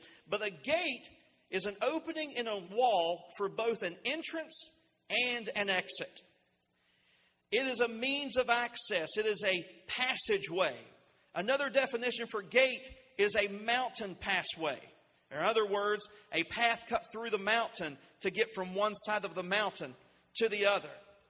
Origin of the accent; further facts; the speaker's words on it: Winfield, West Virginia, United States; I came here from Winfield, West Virginia. I passed through Winfield. I came through Taze Valley.